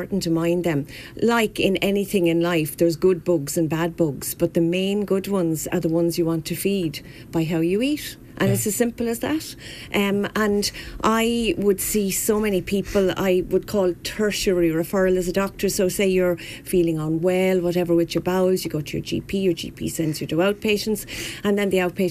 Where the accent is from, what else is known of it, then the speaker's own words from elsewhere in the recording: Wexford, Leinster, Ireland; moved away as an adult; now in Kilkenny, Ireland; I was born and bred in Wexford. I'm a true yellow belly